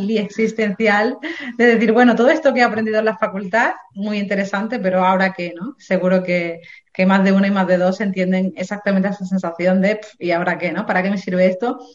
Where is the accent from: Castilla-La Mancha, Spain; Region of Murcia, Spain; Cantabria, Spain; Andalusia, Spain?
Andalusia, Spain; Dos Hermanas; moved away; also born or lived in England; nací en un pueblo, en Sevilla, que se llama Dos Hermanas